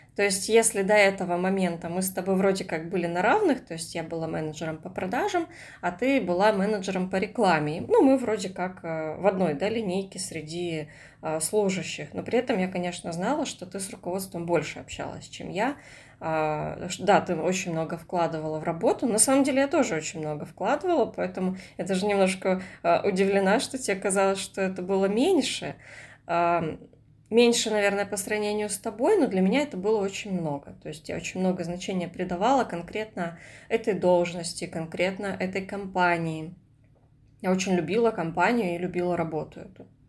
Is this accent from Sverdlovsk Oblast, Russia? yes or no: no; Komsomolsk-on-Amur, Khabarovsk Krai, Russia; moved away; когда я жила в своем родном городе, я из Комсомольска на Амуре